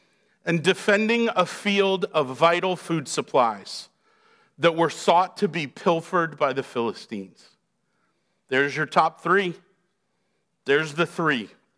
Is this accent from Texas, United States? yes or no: no; Massachusetts, United States; Poland Spring. I don't know why. It's what I grew up in just outside Boston.